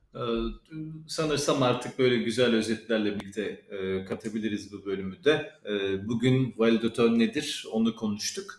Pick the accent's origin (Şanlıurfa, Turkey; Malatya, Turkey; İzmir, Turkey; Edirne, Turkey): Edirne, Turkey; İpsala; ben biliyorsunuz İpsal alayım, Edirne'liyim.